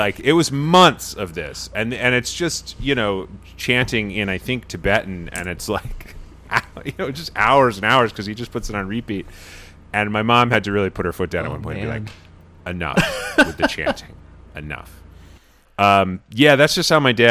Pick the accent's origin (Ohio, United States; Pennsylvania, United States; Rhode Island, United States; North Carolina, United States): Rhode Island, United States; I'm from Rhode Island